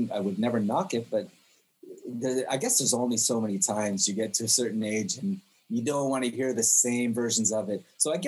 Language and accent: English; Jerusalem, Jerusalem District, Israel; born or raised there; also born or lived in Canada